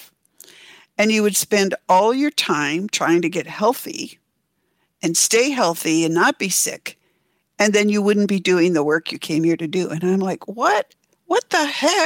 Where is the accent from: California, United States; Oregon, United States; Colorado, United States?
Oregon, United States; now in Seattle, United States; I grew up in Oregon, and my family spent a lot of time on the Oregon coast